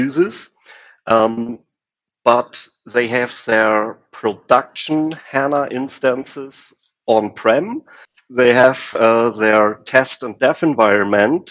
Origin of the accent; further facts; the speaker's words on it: Germany; I'm from Germany